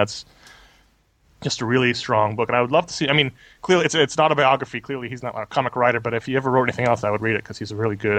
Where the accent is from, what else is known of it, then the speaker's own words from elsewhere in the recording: New York City, New York, United States; I grew up in New York City at the same time period.